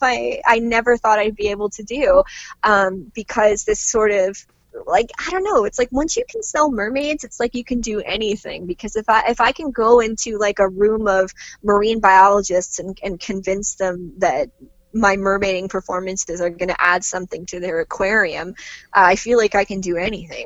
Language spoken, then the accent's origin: English; Canada; as a Canadian mermaid